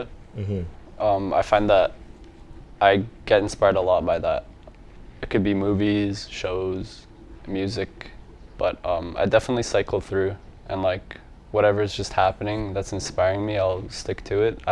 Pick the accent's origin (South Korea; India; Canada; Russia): Canada; Edmonton, Alberta; also born or lived in Lebanon; I was born here. Born and raised? Yeah